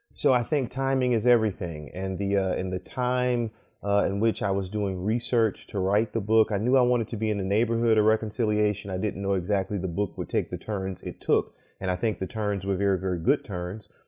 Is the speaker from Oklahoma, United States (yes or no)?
no; New Orleans, Louisiana, United States; now in Durham, United States; grew up in New Orleans